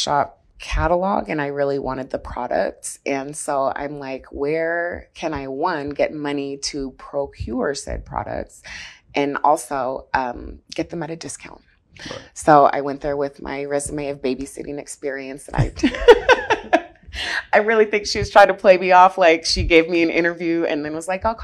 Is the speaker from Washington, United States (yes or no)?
yes; Seattle, Washington, United States; I am born and raised in Seattle, Seattle native